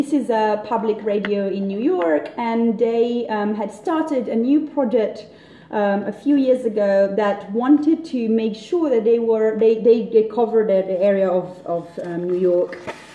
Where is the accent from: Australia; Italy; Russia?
Italy; I'm Italian, I'm not British